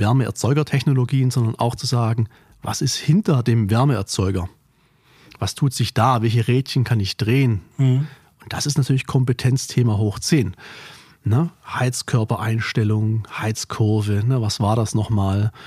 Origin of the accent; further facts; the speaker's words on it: Korb, Baden-Württemberg, Germany; Korb ist ein kleines Dörflein, ein Weiler mehr oder weniger im Remstal, nördlich von Stuttgart, meine Heimat